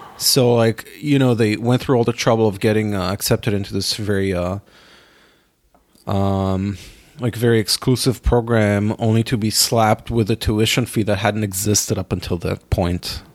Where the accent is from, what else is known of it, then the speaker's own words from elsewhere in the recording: Israel; now in New York, United States; growing up in my hometown in Israel